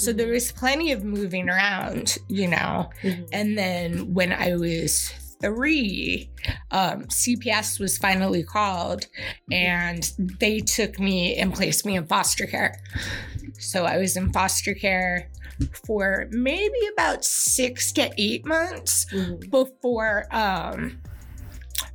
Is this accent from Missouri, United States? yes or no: no; San Francisco, California, United States; born or raised there; also born or lived in Berkeley, California